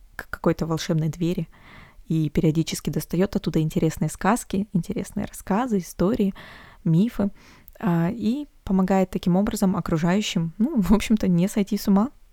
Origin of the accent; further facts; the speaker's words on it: Omsk, Omsk Oblast, Russia; из Омска, из моего родного города